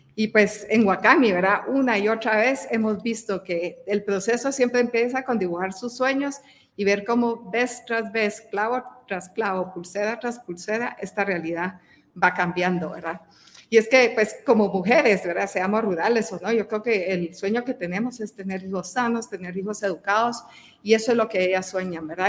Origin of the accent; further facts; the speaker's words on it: Guatemala; soy eh, guatemalteca